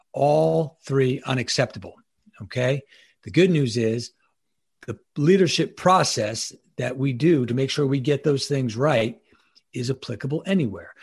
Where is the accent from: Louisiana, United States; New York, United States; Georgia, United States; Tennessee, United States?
New York, United States; Long Island; moved away as an adult; also born or lived in Annapolis, Maryland; now in Ocean City, United States; I'm originally from New York. I'm um, uh, Long Island, New York, born and bred